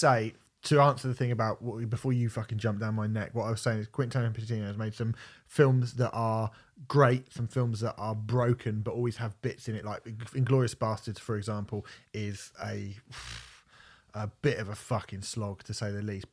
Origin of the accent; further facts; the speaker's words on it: Portsmouth, South East England, United Kingdom; I'm from Portsmouth. I'm a Portsmouth supporter